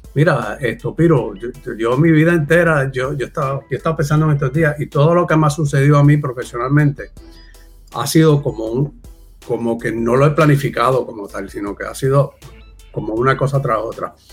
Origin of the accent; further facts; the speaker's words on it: Puerto Rico; also born or lived in Virginia, United States; yo me considero puertorriqueño simplemente nací de casualidad porque Caí allí dos meses antes de yo nacer